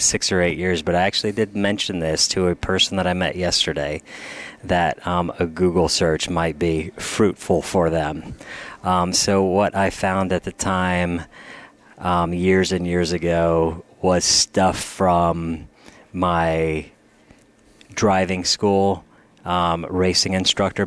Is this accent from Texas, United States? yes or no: yes; Texas, United States; I'm from Texas